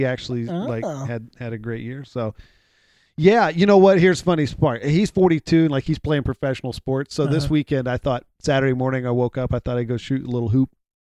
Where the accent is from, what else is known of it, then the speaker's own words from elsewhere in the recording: Houston, Texas, United States; I'm from Houston